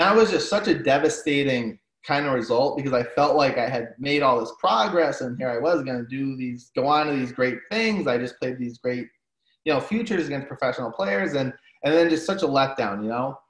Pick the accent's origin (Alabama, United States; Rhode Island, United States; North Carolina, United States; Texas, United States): Rhode Island, United States; New England; I'm from New England, Rhode Island